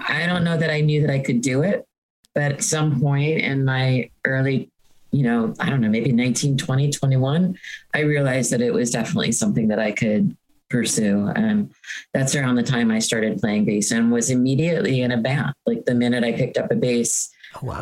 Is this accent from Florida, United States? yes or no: no; Hoboken, New Jersey, United States; I grew up in Hoboken, so there was this YMCA camp